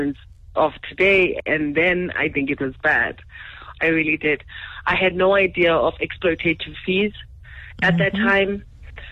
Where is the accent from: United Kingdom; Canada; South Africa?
South Africa; Eastern Cape; I'm from the Eastern Cape and rather middle class, normal family